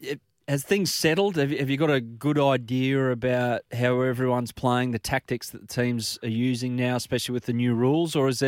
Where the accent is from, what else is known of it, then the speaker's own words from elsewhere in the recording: Sydney, New South Wales, Australia; I'm from the Northern Beaches like yourself, mate